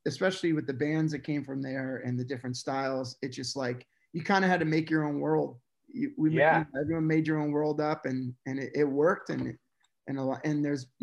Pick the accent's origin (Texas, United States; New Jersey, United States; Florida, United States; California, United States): Florida, United States; Coral Springs; growing up in South Florida, I grew up in Coral Springs